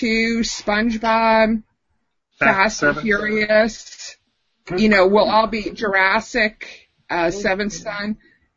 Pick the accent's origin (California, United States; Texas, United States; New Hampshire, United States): New Hampshire, United States; I am from New Hampshire